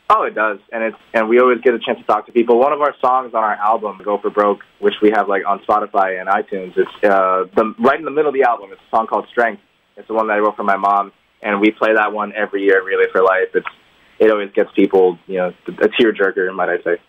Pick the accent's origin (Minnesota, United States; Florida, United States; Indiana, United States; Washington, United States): Florida, United States; Homestead; We're actually from Homestead